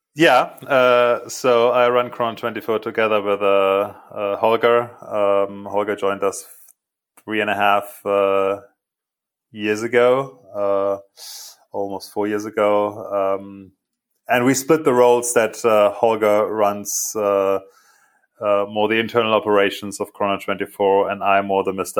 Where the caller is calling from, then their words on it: outside Munich, Bavaria, Germany; I'm calling from uh, my home office, um, which is uh, uh, a little bit outside of Munich